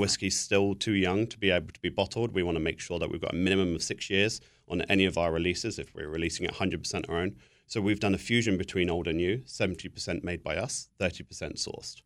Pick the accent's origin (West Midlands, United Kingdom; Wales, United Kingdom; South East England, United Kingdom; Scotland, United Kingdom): South East England, United Kingdom; Buckinghamshire; moved away; also born or lived in New Jersey; I'm from Buckinghamshire. I'm just north of, uh, London